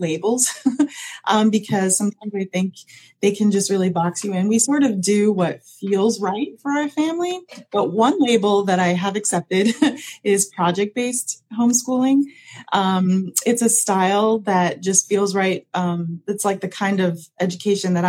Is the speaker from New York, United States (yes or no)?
yes; New York, United States; moved away as an adult; now in Central Florida, United States; I'm originally from New York